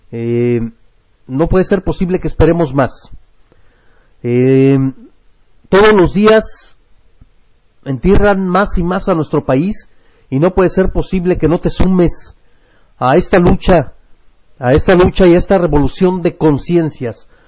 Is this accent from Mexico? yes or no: yes; Mexico; Como mexicano responsable, como eh, hombre de familia, como eh, pues sujeto de conciencia.